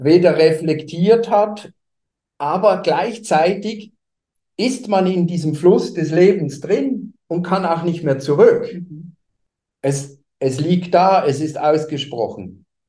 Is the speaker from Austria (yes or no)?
no; Basel, Basel-Stadt, Switzerland; moved away as an adult; now in Hamburg, Germany; komme ich nicht aus Deutschland, sondern ich bin Schweizer. Ich habe viele Jahre in Basel gelebt. Da bin ich auch geboren